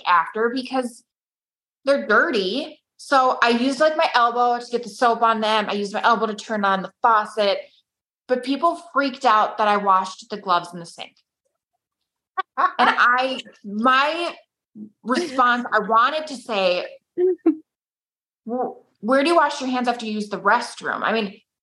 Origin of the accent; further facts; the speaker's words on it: Minnesota, United States; I'm from Minnesota